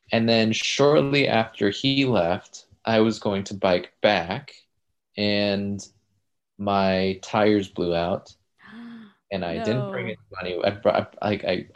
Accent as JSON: {"language": "English", "town": "Decatur", "region": "Georgia", "country": "United States", "tie": "born or raised there", "moved": "yes", "said": "which is really close to my hometown, from Decatur, Georgia, which is just like in the suburbs of Atlanta"}